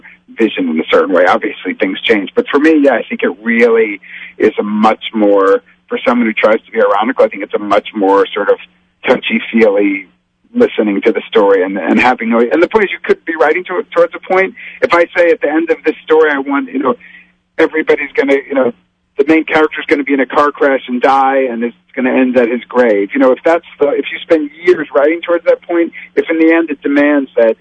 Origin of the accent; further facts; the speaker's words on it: United States; I'm very American is the point. We've lived here a long time. My family have no relatives with accents or anything like that.